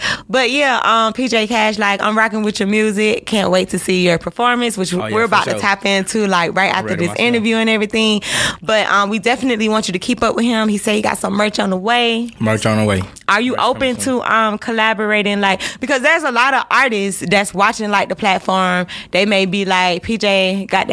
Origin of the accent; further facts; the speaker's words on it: Georgia, United States; I'm from the 229